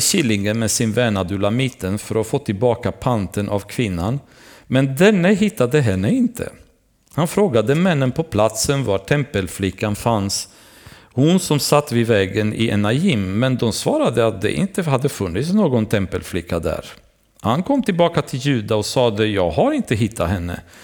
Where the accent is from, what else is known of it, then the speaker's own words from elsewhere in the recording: Romania; moved away; Jag själv hade vuxit upp i början i mitt liv när jag var yngre Därför att i Rumänien